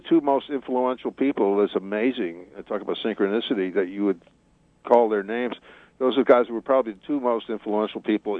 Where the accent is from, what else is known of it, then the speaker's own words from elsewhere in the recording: Detroit, Michigan, United States; Because I come from Detroit.